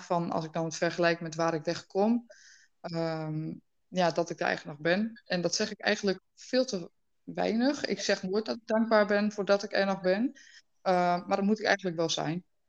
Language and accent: Dutch; Twente, Overijssel, Netherlands; Ik kom uit Twente